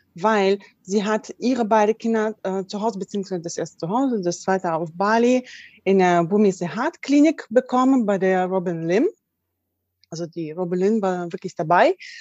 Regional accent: Russia; now in Germany; ich komme ja auch ursprünglich aus Russland

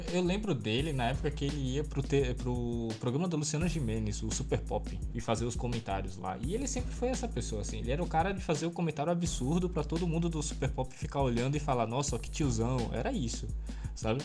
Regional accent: Pernambuco, Brazil; also born or lived in São Paulo; Eu nasci em São Paulo, mas eu sou criado aqui em Pernambuco. Então eu me considero ah, pernambucano.

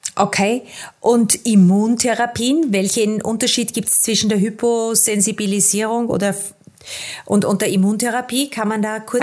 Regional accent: Austria; bei uns in Österreich

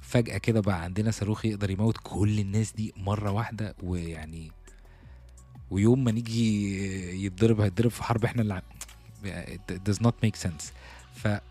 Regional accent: Egypt; احنا كمصريين

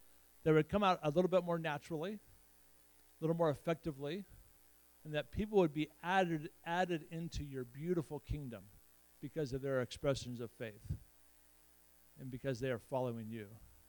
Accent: Nebraska, United States; It's so fun to be back in Nebraska, kind of my home state, and have a little bit of history with my dad and the Samsons

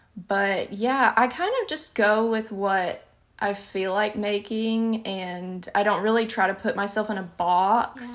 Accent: Alabama, United States; accent: Southern; I don't notice my accent a lot of the times, but it can be shocking to other people because I'm in the deep, deep South. I live in Alabama

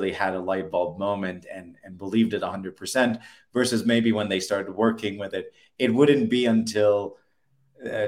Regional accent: Alexandria, Alexandria Governorate, Egypt; moved away as an adult; also born or lived in United States / San Francisco; Born and raised in Egypt, Alexandria, Egypt, on the Mediterranean

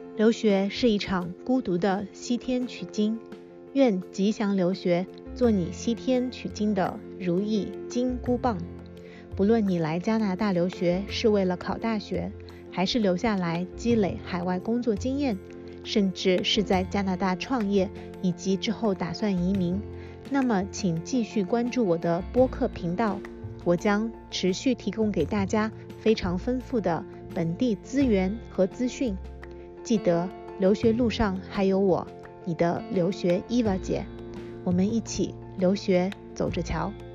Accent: China; now in Canada; 我们中国学生

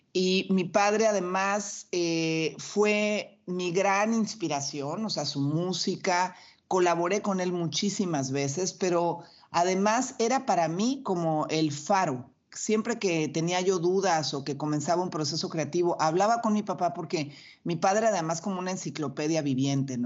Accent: Mexico; yo además soy mexicana

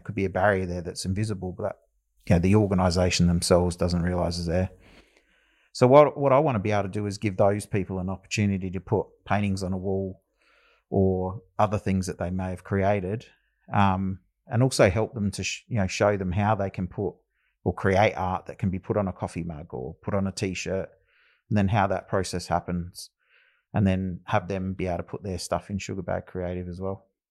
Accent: Adelaide, South Australia, Australia; also born or lived in Loxton / Alice Springs (family); I've resided a lot of my life down here in Adelaide, uh, growing up in the northern suburbs.

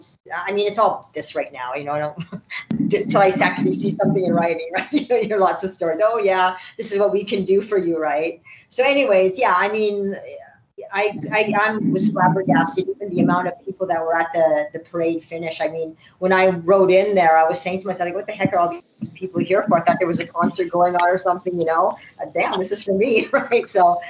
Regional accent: Israel; Every news station and every magazine, even like, I'm from Israel, like, even Israel is contacting, right?

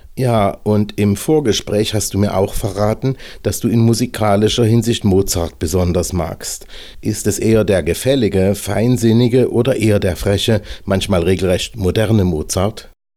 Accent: Germany; first language German; now in Slovakia; mich als Deutscher mit slowakischem Aufenthaltsausweis

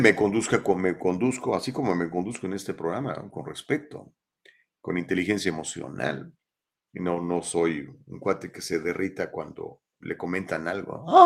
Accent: Mexico; now in United States; cuando era niño en México hace muchísimos años, porque tengo 58

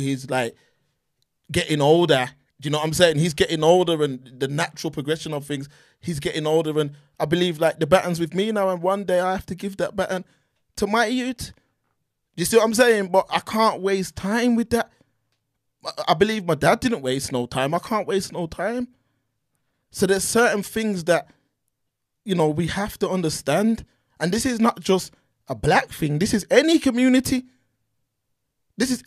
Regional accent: Birmingham, West Midlands, United Kingdom; growing up in Brum

